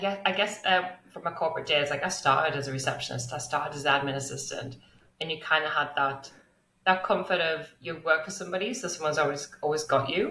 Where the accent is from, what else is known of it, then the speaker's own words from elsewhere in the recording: England, United Kingdom; now in Melbourne, Australia; As you can tell from my accent, I'm originally from England. And now I am very lucky to live in the beautiful Melbourne in Australia.